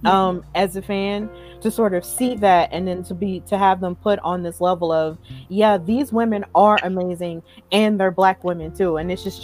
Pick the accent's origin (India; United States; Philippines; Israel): United States; Alabama; our home state, because me, Casey, and Veronica, all three of us are from Alabama.